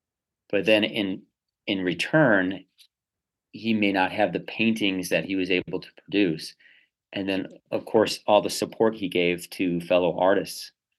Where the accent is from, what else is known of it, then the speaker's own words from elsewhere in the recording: Chicago, Illinois, United States; I grew up on the South Side of Chicago for the first 14 years.